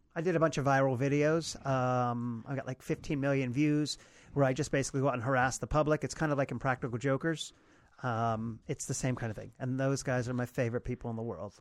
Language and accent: English; Potomac, Maryland, United States; I grew up in Potomac, Maryland